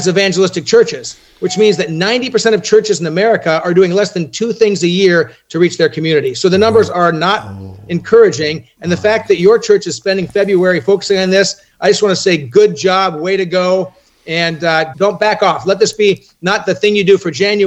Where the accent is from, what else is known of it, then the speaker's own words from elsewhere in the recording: Orange County, Southern California, United States; born and raised in Southern California